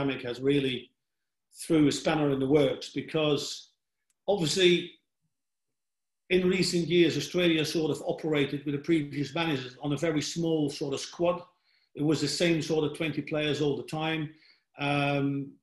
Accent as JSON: {"language": "English", "country": "Netherlands", "also_born_or_lived": "England", "moved": "as an adult", "said": "I come from Holland, which is one of the smaller nations."}